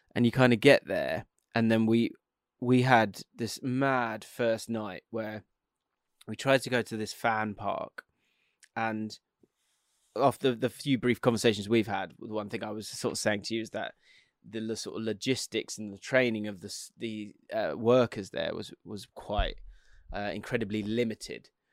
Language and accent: English; England, United Kingdom; an English bloke